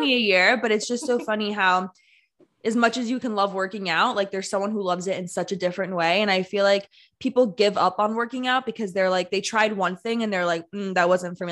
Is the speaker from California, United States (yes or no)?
no; New Jersey, United States; also born or lived in New York; I'm from New Jersey